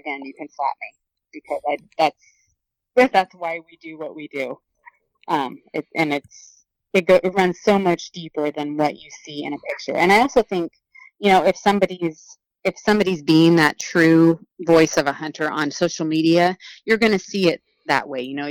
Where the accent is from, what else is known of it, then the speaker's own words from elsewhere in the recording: Oregon, United States; leave my home state